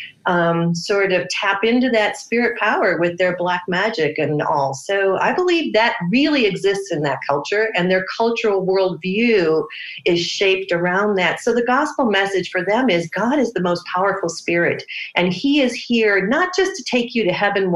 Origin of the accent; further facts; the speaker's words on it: Wisconsin, United States; I grew up in Wisconsin, such a sheltered little life